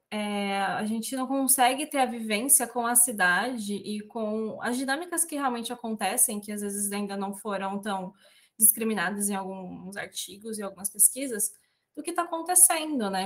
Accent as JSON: {"language": "Portuguese", "town": "Presidente Prudente", "region": "São Paulo", "country": "Brazil", "said": "eu sou aqui da região do Oeste Paulista, né? De uma cidade muito curiosamente chamada de Presidente Prudente"}